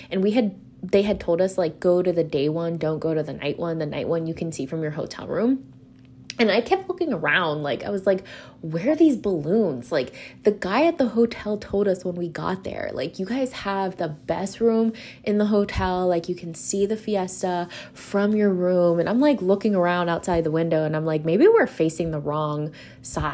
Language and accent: English; California, United States; now in Los Angeles, United States; I'm from California